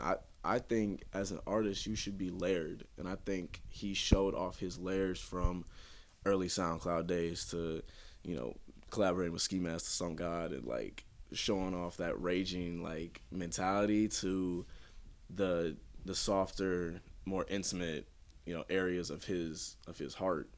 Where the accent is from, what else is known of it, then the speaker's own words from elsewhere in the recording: St. Louis, Missouri, United States; I've always been around Saint Louis, so, uh, this is my home